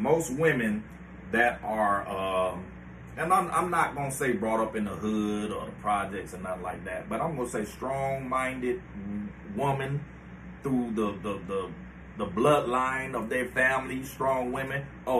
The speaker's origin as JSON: {"language": "English", "town": "Cleveland", "region": "Ohio", "country": "United States"}